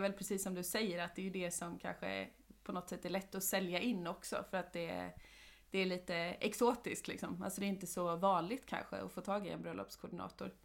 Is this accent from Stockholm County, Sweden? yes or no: yes; Åkersberga, Stockholm County, Sweden; now in Halmstad, Sweden; vi är ju uppvuxna i Åkersberga som ligger utanför Stockholm.